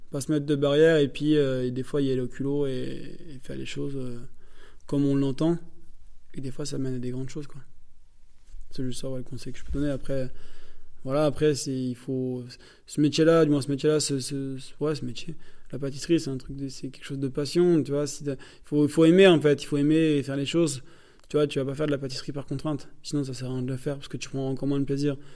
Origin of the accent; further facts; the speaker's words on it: Hauts-de-France, France; moi je suis du Nord, et puis moi, la pomme de terre, euh, la base, quoi.